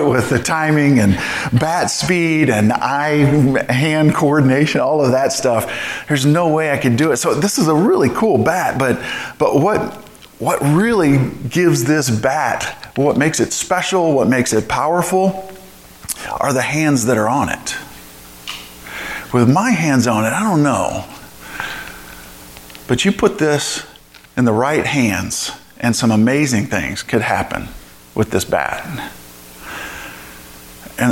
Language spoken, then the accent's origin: English; St. Louis, Missouri, United States; moved away; I grew up in St. Louis